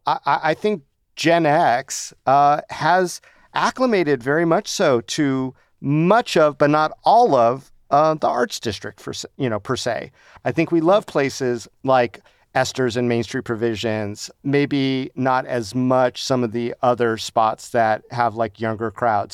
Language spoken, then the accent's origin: English; Las Vegas, Nevada, United States; I grew up here, and when I grew up here in Las Vegas